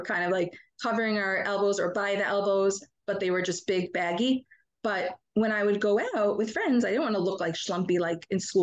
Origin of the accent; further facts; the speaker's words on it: Monsey, New York, United States; I grew up in Muncie